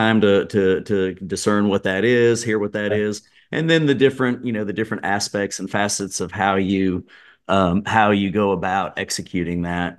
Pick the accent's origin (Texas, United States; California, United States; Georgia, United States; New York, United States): Georgia, United States; Atlanta; I grew up in the Atlanta area